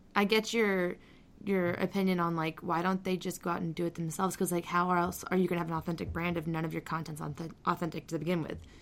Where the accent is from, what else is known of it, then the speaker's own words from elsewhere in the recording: Phoenix, Arizona, United States; I grew up in Phoenix